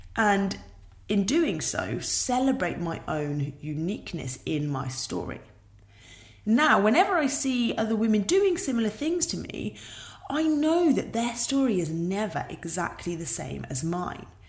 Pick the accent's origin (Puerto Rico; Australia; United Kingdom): United Kingdom; being British